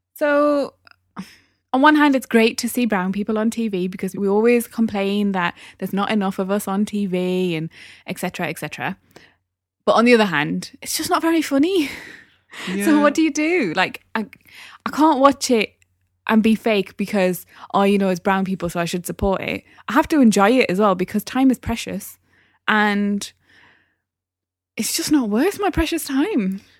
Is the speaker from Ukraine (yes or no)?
no; Newcastle upon Tyne, North East England, United Kingdom; accent: Geordie; moved away; I'm from Newcastle